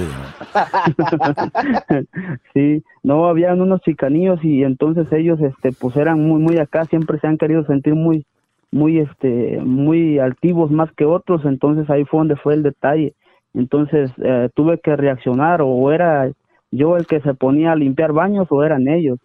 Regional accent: Ciudad Hidalgo, Chiapas, Mexico; moved away; also born or lived in Tijuana / Sonora; yo soy de la ciudad de, de, de Ciudad Hidalgo, Chiapas, México

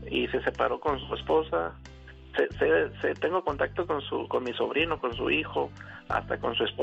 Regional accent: Rosarito, Baja California, Mexico; somos de aquí de Rosarito, Baja California.

